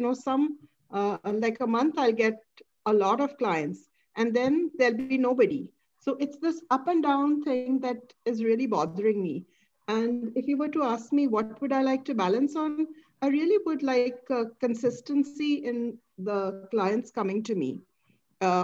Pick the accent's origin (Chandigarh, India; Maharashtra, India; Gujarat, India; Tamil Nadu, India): Maharashtra, India; Mumbai; now in Surrey, Canada; I'm from Mumbai too, if that makes a difference. But now I'm not there. Now I'm in here in Canada, in Surrey, in British Columbia.